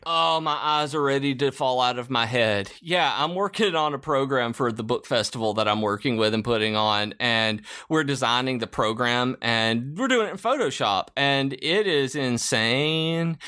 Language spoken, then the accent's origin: English; the South, Southern United States, United States; as a Southerner